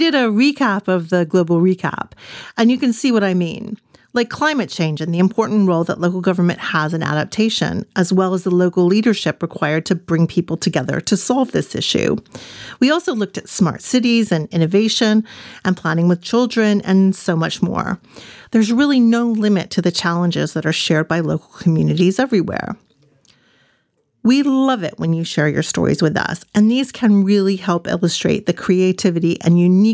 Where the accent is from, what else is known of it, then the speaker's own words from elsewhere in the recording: Lawrenceburg, Tennessee, United States; Lawrenceburg, Tennessee, my hometown